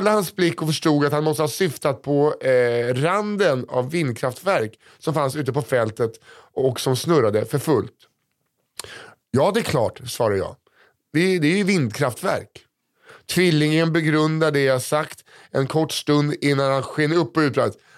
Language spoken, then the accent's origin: Swedish; Värnamo, Jönköping County, Sweden; Jag kommer från